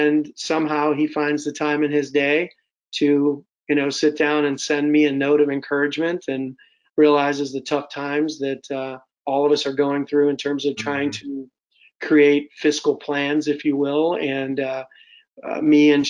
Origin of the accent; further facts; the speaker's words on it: United Kingdom; now in Michigan, United States; being a Brit and having those ties